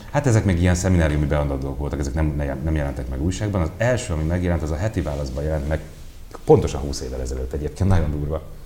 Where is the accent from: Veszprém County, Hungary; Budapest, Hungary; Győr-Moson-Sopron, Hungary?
Budapest, Hungary; 11. kerület, Örmezőn, négy emeletes panelban, második emeletén nőttem föl.